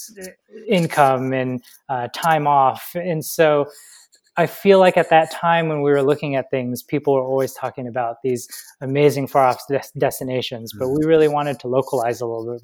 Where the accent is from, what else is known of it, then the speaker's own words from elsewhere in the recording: Atlanta, Georgia, United States; moved away as an adult; also born or lived in Los Angeles; We grew up in Atlanta, and we initially left Atlanta in 2013 to move to LA.